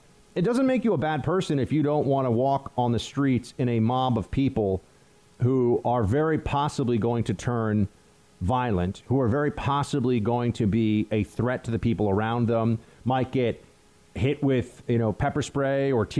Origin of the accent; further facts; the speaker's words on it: New York, United States; I grew up in Central New York, and I'm full-blooded Italian and Sicilian, and grew up with many, many, many, many Italians and Sicilians.